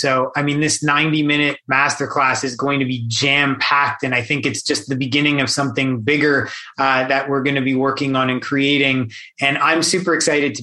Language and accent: English; Canada; I'm born and raised in Canada